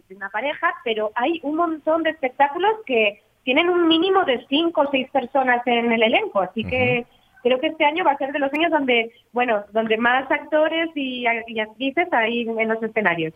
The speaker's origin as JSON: {"language": "Spanish", "region": "Asturias", "country": "Spain"}